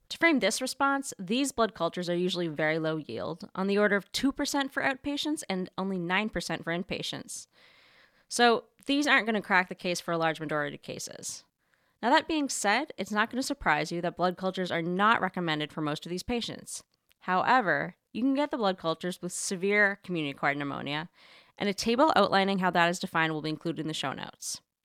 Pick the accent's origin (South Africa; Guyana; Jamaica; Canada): Canada; moved away as an adult; now in New York City, United States; growing up in Canada, my mom would send me to school every single day